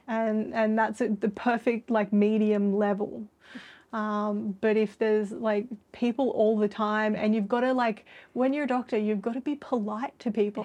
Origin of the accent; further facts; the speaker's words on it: Sydney, New South Wales, Australia; I'm from Sydney and have never been anywhere very cold.